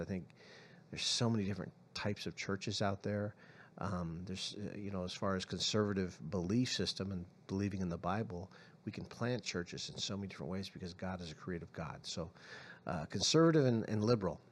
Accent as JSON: {"language": "English", "town": "San Francisco", "region": "California", "country": "United States", "tie": "born or raised there", "also_born_or_lived": "Arizona", "moved": "yes", "lives_now": "Tucson, United States", "said": "I was born in San Francisco, so I have some background of living in California as well as Arizona"}